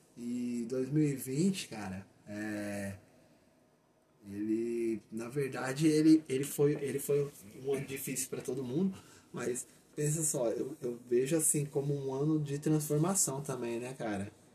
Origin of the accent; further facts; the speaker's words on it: Brazil; sou brasileiro, eu amo meu país